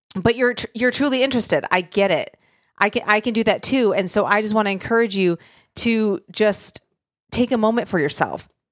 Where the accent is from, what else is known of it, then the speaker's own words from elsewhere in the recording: Michigan, United States; moved away; where I grew up in Michigan